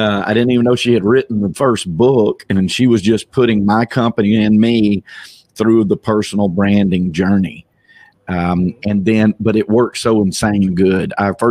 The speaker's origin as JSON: {"language": "English", "region": "Southeast", "country": "United States", "tie": "born or raised there"}